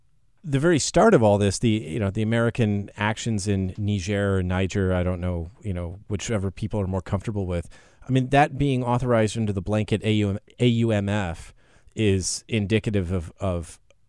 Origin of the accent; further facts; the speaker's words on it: Russia; growing up in Russia, where we venerated the dead heroes